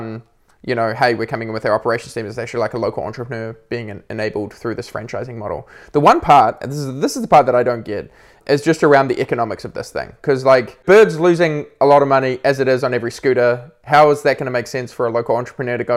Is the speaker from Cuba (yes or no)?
no; New Zealand; my home country, New Zealand.